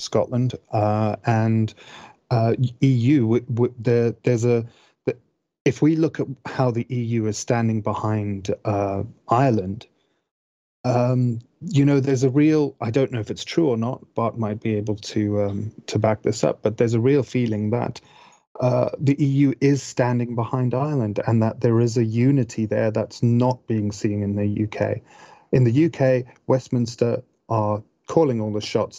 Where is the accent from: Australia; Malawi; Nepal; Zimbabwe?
Zimbabwe; moved away; I grew up in Zimbabwe